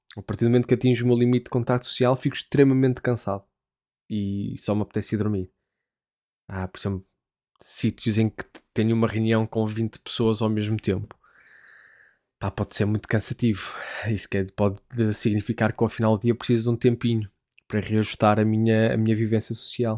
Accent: Portugal; moved away as an adult; now in United Kingdom

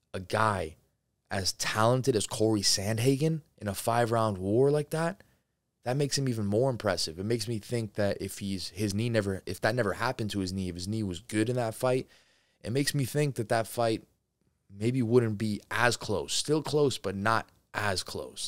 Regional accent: New Jersey, United States; I'm from New Jersey

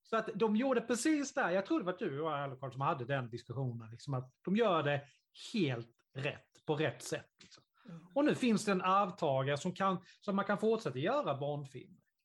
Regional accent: Sweden; i Karlsson, där jag kommer ifrån

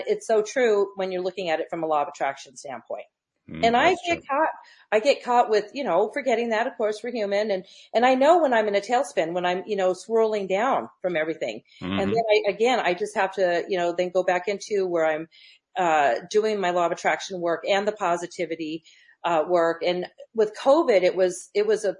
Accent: Loma Linda, California, United States; also born or lived in Redlands; I was raised in Loma Linda, San Bernardino, Inland Empire

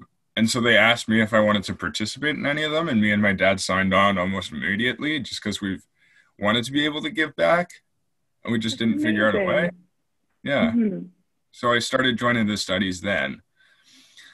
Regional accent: Canada; also born or lived in England; I grew up in England for a bit and came back to Canada when I was 9

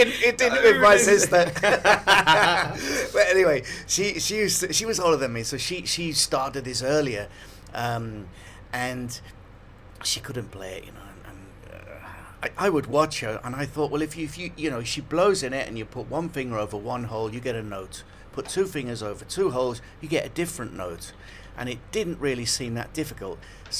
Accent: Liverpool, North West England, United Kingdom; moved away as an adult; Liverpool, and yeah, I grew up there.

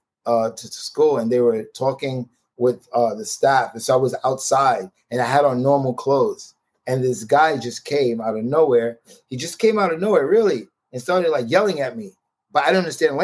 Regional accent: New York City, New York, United States; born and raised in Brooklyn

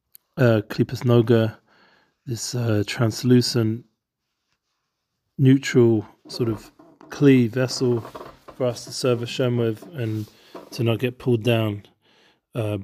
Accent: London, United Kingdom; We grew up together in London

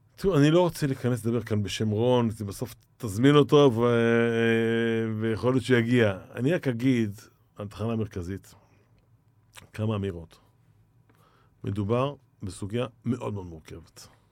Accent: Ashdod, Southern District, Israel; now in Tel Aviv, Israel; אני גדלתי באשדוד, גם באשדוד. גדלתי כילד, כנער.

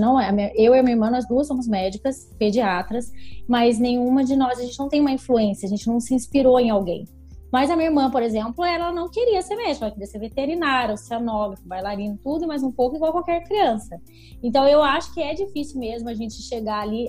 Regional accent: Taubaté, São Paulo, Brazil; also born or lived in Belo Horizonte; Eu nasci em Belo Horizonte, mas eu fiquei muito pouco tempo lá, já vim para Taubaté, então eu vivi a vida inteira em Taubaté.

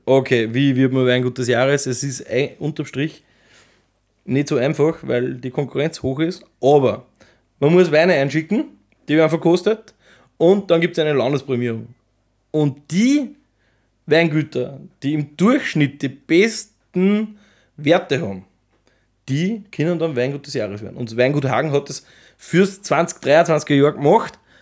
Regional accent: Austria; bei uns in Österreich

